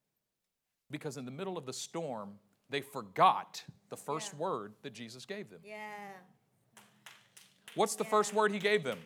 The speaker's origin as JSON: {"language": "English", "town": "Oakland", "region": "California", "country": "United States", "tie": "born or raised there", "said": "I grew up in Oakland"}